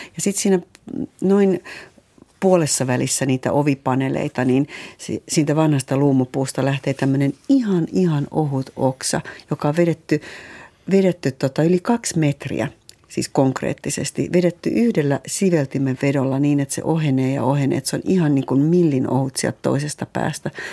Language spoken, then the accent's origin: Finnish; Eastern Finland, Finland; mä tuun Itä-Suomesta